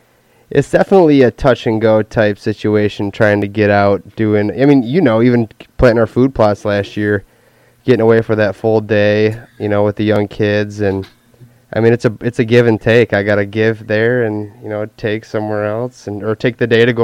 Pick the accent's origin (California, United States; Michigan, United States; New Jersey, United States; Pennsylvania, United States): Michigan, United States; Jesse and I, we're both from Michigan